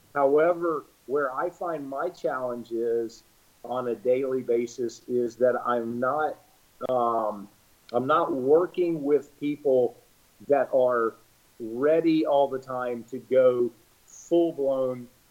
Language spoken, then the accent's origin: English; Charlotte, North Carolina, United States; I'm from, I'm born here in Charlotte, North Carolina